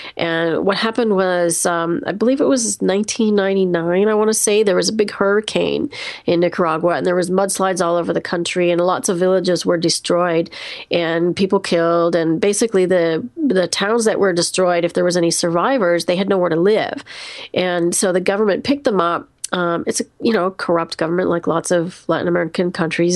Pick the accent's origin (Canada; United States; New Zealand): Canada; I'm Canadian